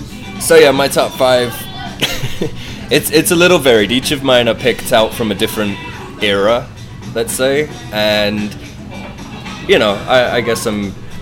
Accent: United Kingdom; I'm British.

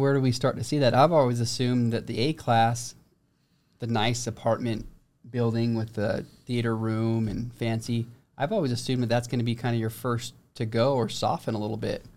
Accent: St. George, Utah, United States; I'm from Saint George

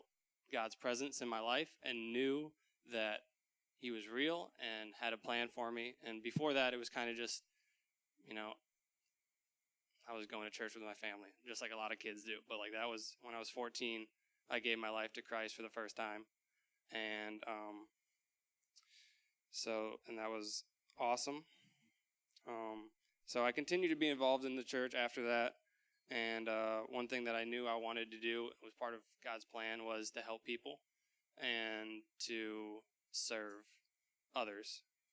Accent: Dubuque, Iowa, United States; I grew up in Dubuque

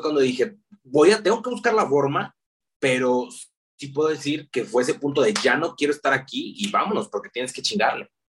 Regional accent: León, Guanajuato, Mexico; nazco en la ciudad de León, Guanajuato, así se llama la capital mundial del calzado. Precisamente vengo de ser eh, eh, zapatero

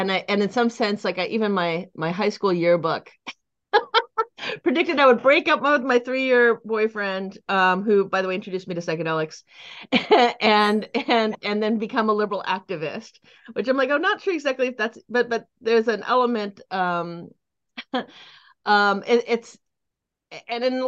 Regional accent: Silicon Valley, California, United States; also born or lived in Boulder Creek, California; I grew up in the Silicon Valley. I currently live in Boulder Creek in the Santa Cruz Mountains

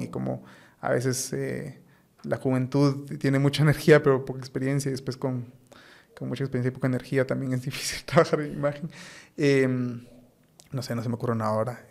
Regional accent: Guatemala; yo como muchos guatemaltecos

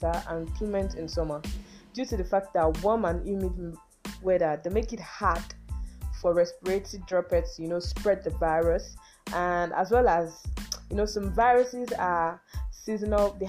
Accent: Nigeria; I'm a Nigerian

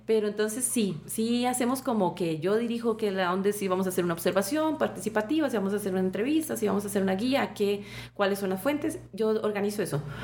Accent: Costa Rica; la propuesta cultural y costumbrista que nosotros tenemos como costarricenses

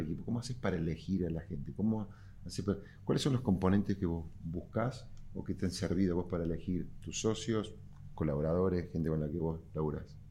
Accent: Córdoba, Argentina; cordobés y emprendedor

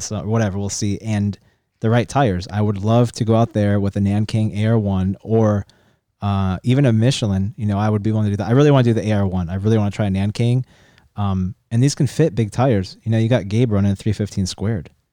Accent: San Diego, California, United States; Parker and I grew up in La Jolla

